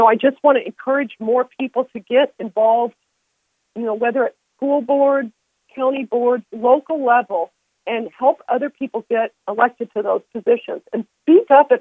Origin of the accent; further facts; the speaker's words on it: downstate Illinois, United States; I'm from the downstate